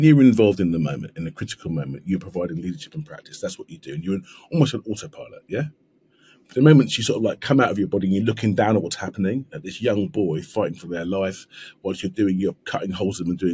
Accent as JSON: {"language": "English", "region": "London", "country": "United Kingdom", "said": "I'm from South East London. You can probably tell by the accent"}